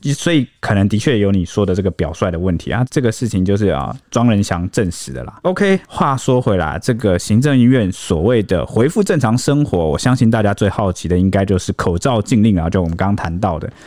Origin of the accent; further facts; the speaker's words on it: Taiwan; 我们台湾人